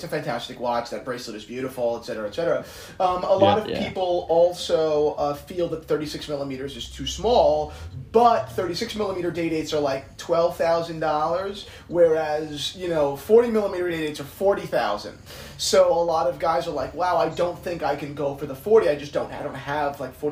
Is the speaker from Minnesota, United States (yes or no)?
no; New Jersey, United States; I'm from New Jersey